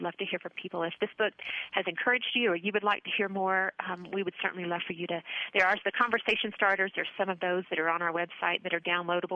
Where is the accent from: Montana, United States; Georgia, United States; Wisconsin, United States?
Georgia, United States; North; moved away as an adult; also born or lived in Auburn, Alabama; now in Colorado, United States; I grew up in North Georgia with a mom and dad and a brother, and went off to college in the South, and I moved out to Colorado about 16 years ago